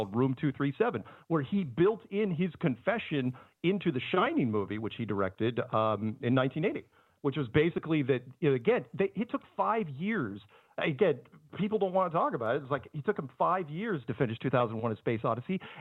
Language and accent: English; United States; I love being American